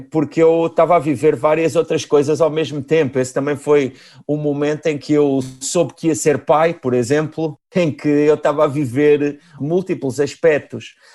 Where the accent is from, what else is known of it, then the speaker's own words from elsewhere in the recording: Galveias, Portalegre District, Portugal; eu nasci em Galveias